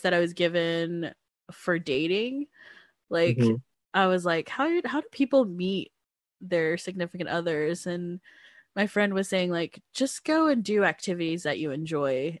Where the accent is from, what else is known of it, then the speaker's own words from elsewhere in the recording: Georgia, United States; my small town in Georgia, like my hometown